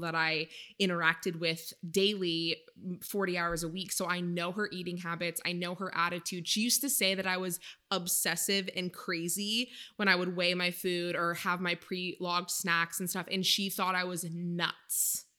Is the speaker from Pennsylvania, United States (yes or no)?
no; Maine, United States; now in California, United States; I am originally from Maine